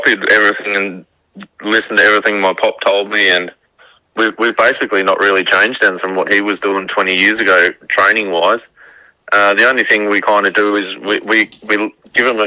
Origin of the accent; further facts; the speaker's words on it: Geelong, Victoria, Australia; we're from Geelong.